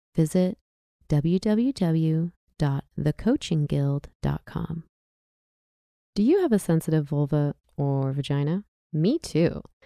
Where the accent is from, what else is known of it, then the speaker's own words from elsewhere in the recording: Southern California, United States; now in Oregon, United States; I'm an American, I'm from Southern California